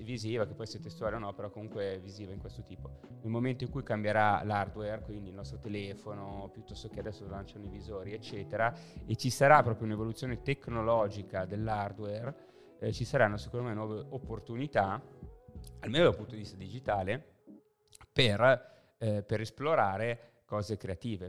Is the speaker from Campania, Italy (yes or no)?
no; Lodi, Lombardy, Italy; moved away as an adult; now in Milan, Italy; Io sono na- nato e cresciuto a Lodi